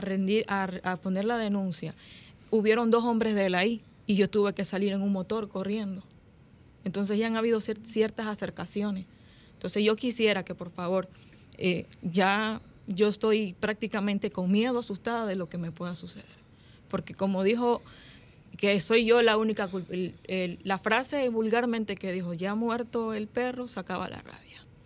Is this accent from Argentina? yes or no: no; Ecuador; now in Dominican Republic; yo soy ecuatoriana